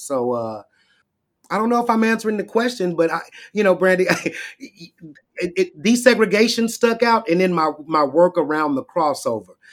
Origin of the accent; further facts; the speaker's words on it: Shreveport, Louisiana, United States; I went to Southern University in Shreveport, my hometown